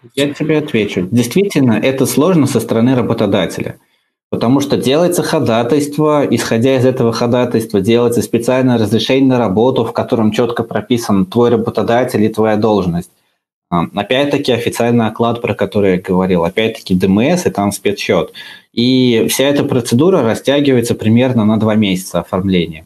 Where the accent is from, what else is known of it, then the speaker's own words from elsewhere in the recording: Uzbekistan; я из Узбекистана, у нас там такое забавное образование. А сначала ты учишься 9 классов, потом поступаешь в колледж